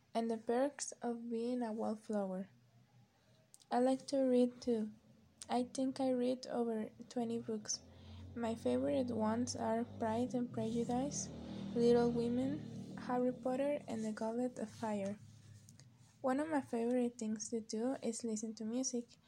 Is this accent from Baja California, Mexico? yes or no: no; Oaxaca City, Oaxaca, Mexico; English is a second language; I was born on Oaxaca City and I still live here